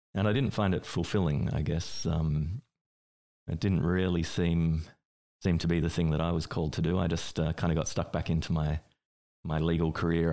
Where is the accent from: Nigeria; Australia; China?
Australia; I grew up in Australia